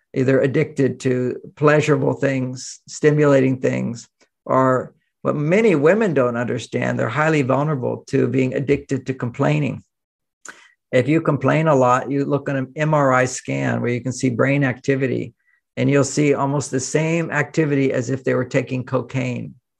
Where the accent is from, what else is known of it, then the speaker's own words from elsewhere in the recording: Houston, Texas, United States; I grew up in Houston, Texas